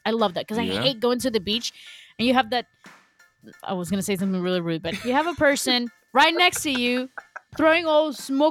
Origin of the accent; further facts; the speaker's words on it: Argentina; English is a second language; I'm from Argentina. English is not my first language.